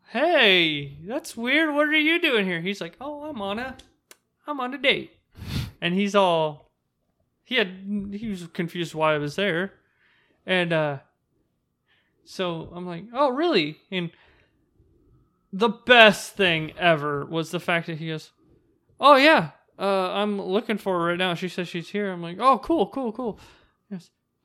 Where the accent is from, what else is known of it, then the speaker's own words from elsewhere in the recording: United States; You know, I'm a girl from Washington.